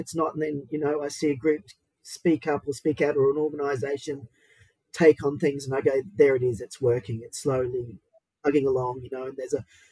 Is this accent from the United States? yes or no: no; southeast Queensland, Australia; also born or lived in Brisbane; now in Sydney, Australia; I'm from the Mananjali clan of the Yugambeh Nation from southeast Queensland, with also links to Quandamooka Stradbroke Island Mob